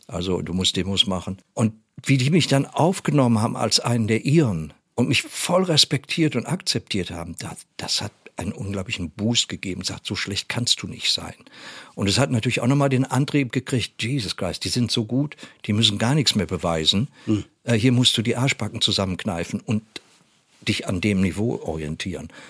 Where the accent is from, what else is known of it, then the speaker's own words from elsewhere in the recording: Germany; wir als Deutsche mit unserer Geschichte